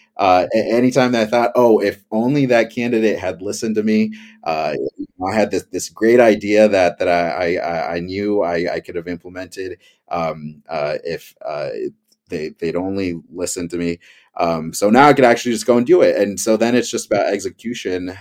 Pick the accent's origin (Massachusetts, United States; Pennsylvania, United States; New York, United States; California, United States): California, United States; Campbell; my hometown, Campbell, California, here in the beautiful Bay Area